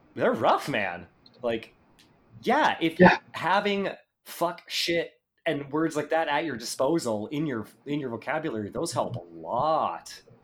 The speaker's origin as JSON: {"language": "English", "country": "Canada", "said": "I am Canadian"}